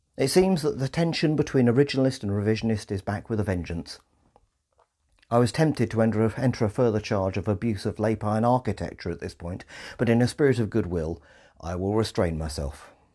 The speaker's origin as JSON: {"language": "English", "region": "England", "country": "United Kingdom", "said": "we English"}